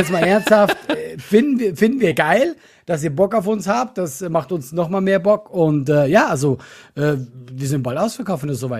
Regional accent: Switzerland; Als Schweizer?

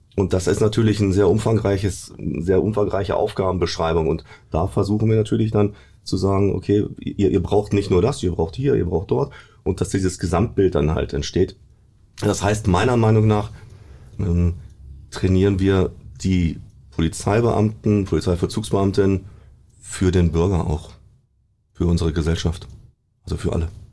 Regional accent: Braunschweig area, Lower Saxony, Germany; ich komme aus dem Braunschweiger Bereich und da war ich auch die längste Zeit polizeilich

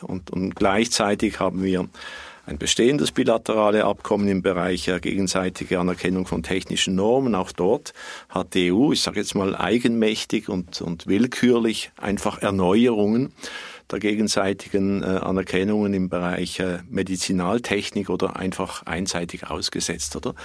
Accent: Switzerland; bei uns in der Schweiz

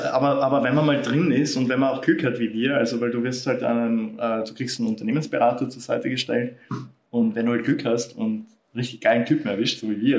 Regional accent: Austria; bei uns in Österreich

